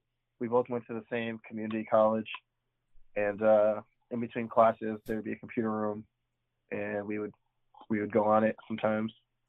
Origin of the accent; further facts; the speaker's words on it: Springfield, Massachusetts, United States; I'm from Western Mass, Springfield, Mass, which is about an hour and a half west of Boston.